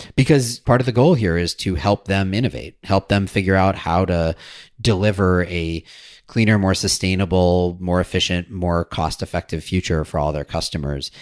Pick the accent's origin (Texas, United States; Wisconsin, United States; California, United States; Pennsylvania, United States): Wisconsin, United States; Madison; I grew up in Madison, Wisconsin, so that was my hometown utility